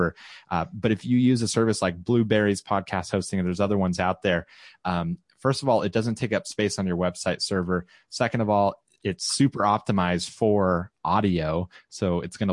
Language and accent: English; Orange County, California, United States; moved away; Orange County is my hometown, is where I was born and raised.